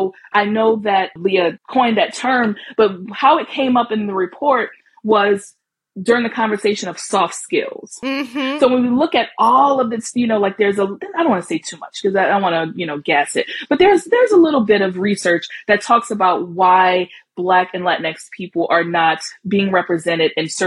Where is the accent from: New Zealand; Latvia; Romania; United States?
United States; New Orleans, Louisiana; accent: Southern drawl; now in New York, United States; I'm from New Orleans